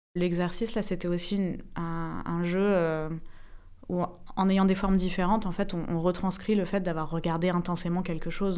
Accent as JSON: {"language": "French", "town": "Paris", "region": "Île-de-France", "country": "France", "tie": "born or raised there", "moved": "as an adult", "said": "quand j'arrive à Paris et que je vois les immeubles, c'est aussi moi j'ai grandi là-dedans"}